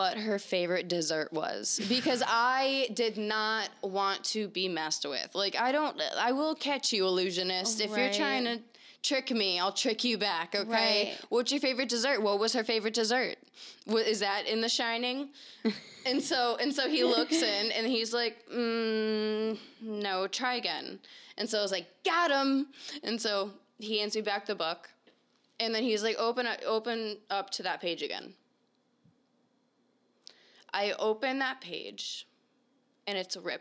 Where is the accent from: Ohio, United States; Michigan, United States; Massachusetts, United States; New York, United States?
Massachusetts, United States; Boston; I'm from Boston, so wicked natural.